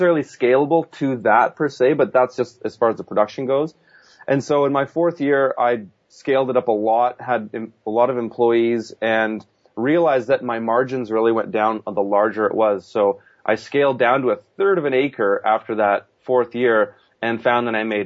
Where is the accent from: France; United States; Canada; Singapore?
Canada; Kelowna, British Columbia; my hometown, which I'm based out of now